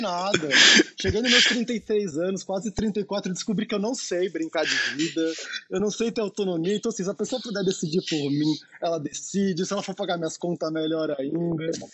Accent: Brasília, Federal District, Brazil; Eu sou brasiliense

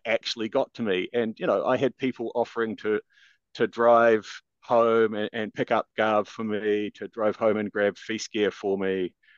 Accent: Christchurch, Canterbury, New Zealand; moved away; I'm originally from Christchurch, New Zealand

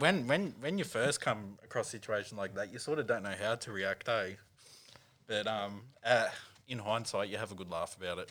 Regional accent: Newcastle, New South Wales, Australia; now in Sydney, Australia; back in Newcastle

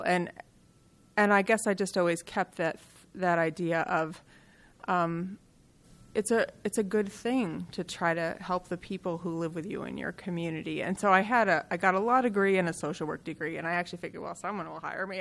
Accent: Kalamazoo, Michigan, United States; I grew up in Kalamazoo, Michigan

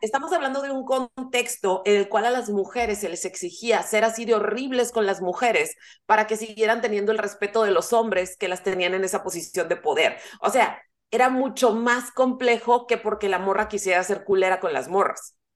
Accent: northern Mexico, Mexico; El, el inglés que usamos los norteños no es como el inglés que usa Marta de baile

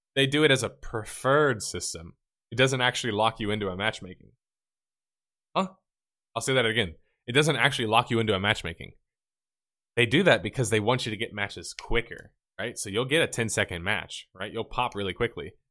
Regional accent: the South, United States; I'm from the South

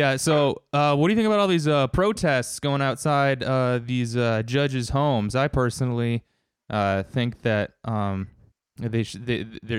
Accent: United States; that kind of stuff is kind of beat into you as an American

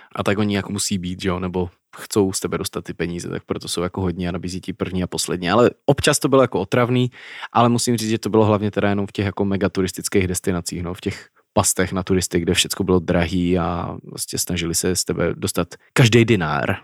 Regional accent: Czechia; Czech Republic.

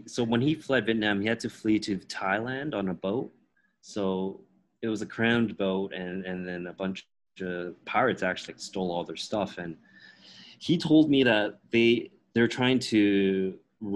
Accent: Toronto, Ontario, Canada; first language Teochew; English is a second language; moved away as an adult; also born or lived in Beijing; I was born and raised in Toronto

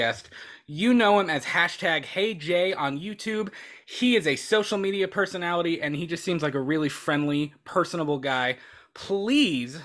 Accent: Florida, United States; now in Kentucky, United States; I'm originally from Florida

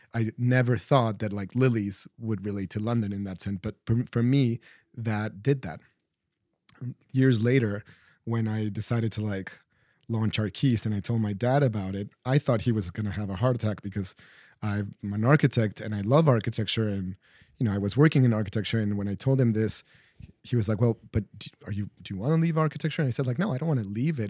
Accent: Mexico City, Mexico; I grew up in Mexico City and going on weekends to the historic center

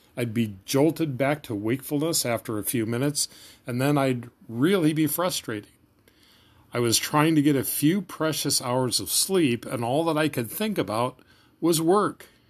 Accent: Kansas, United States; moved away as an adult; also born or lived in Minnesota; I moved back home to Kansas for the summer and got a three-month job on a construction crew

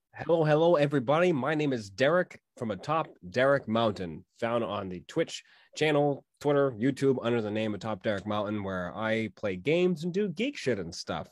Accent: Massachusetts, United States; where I my hometown is and went up north from Boston, that is pretty much where my entirety of my tribe existed

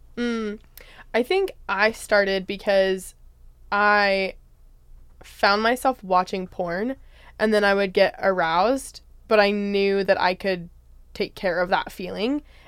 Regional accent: Spokane, Washington, United States; moved away; I'm originally from Spokane, Washington.

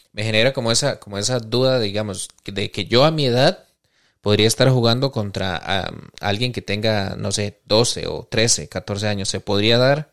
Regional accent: Costa Rica; nosotros como cultura costarricense

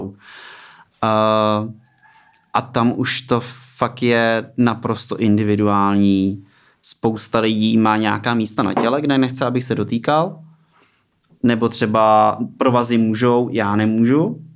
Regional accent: Ústí nad Labem, Ústí nad Labem Region, Czechia; also born or lived in Plzeň; od 8 let jsem v Ústí

